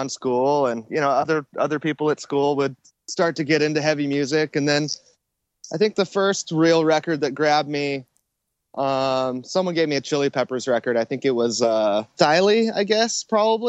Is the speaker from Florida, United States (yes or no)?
no; Temecula, California, United States; also born or lived in Long Beach; I was born in Long Beach. And then my parents moved to Temecula when I was in first or second grade. And they bought a little deli down in Old Town Temecula. And we started going to school in Temecula. And, you know, that's how we ended up there. So basically, I was raised there.